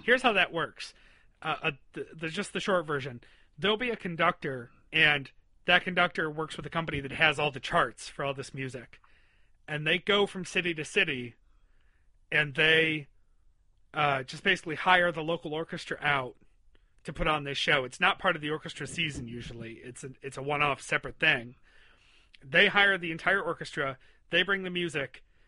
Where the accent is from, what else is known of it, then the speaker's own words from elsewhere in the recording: Western New York, United States; where I was growing up in Western New York